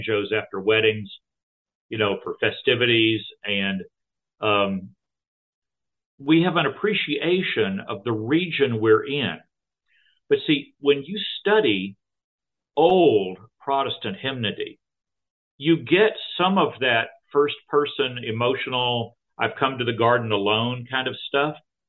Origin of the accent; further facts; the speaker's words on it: Texas, United States; I was raised Southern Baptist in Texas